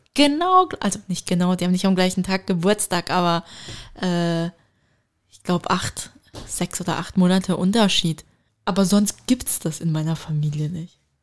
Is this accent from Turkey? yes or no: yes; Turkey; ich bin Türkin.